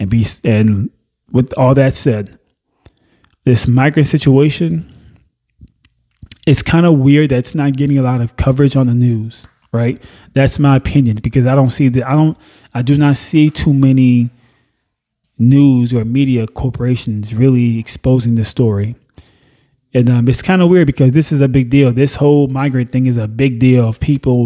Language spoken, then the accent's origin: English; Nassau, Bahamas; also born or lived in Haiti (parents); now in United States; I wasn't born in the U.S. Mm-mm. I was born in Nassau, Bahamas.